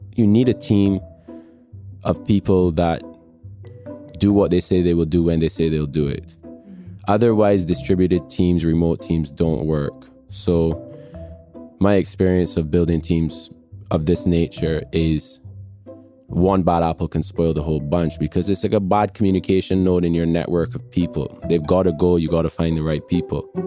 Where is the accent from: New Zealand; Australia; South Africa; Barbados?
Barbados; accent: international; also born or lived in England / Miami; now in London, United Kingdom; I'm from Barbados, and uh, I was born in England but grew up in Barbados from an infant onwards